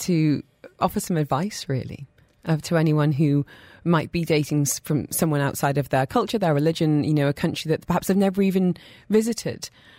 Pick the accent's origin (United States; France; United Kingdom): United Kingdom; now in United Arab Emirates; me coming from the UK